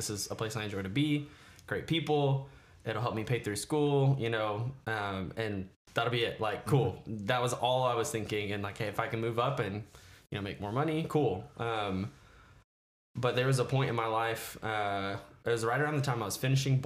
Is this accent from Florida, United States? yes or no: yes; Jupiter, Florida, United States; now in Fort Wayne, United States; I'm originally from South Florida, a town called Jupiter